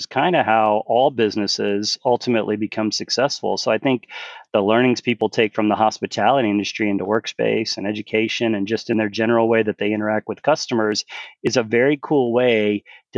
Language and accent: English; Galveston, Texas, United States; also born or lived in Houston; growing up in Galveston